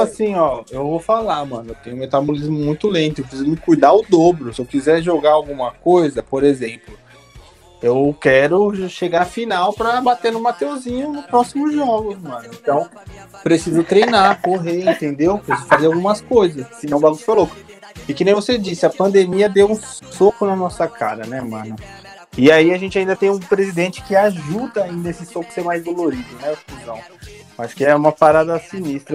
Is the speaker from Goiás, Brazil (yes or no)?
no; São Paulo, Brazil; now in Rio de Janeiro, Brazil; Sou de São Paulo, mas estou aqui